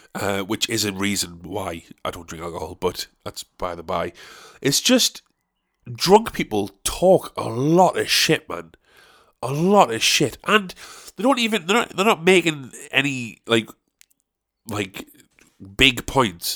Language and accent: English; South Shields, North East England, United Kingdom; my hometown